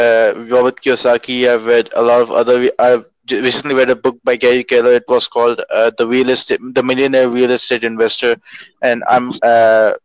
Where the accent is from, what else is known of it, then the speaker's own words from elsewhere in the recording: Karachi, Sindh, Pakistan; I'm from Karachi. I'm from Pakistan